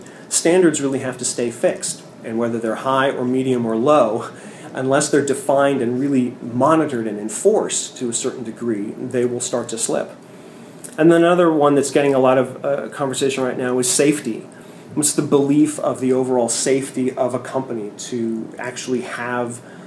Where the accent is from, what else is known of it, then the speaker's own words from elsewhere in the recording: San Francisco, California, United States; I'm from San Francisco